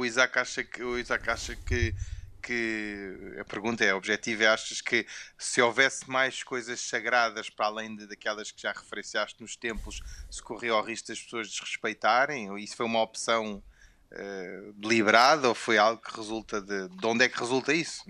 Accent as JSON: {"language": "Portuguese", "country": "Portugal", "tie": "born or raised there", "first_language": "Portuguese", "said": "eu nasci e cresci em Portugal e, portanto, a, a minha língua materna é o português"}